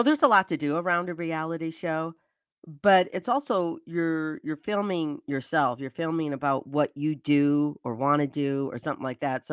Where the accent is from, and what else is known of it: Michigan, United States; born or raised there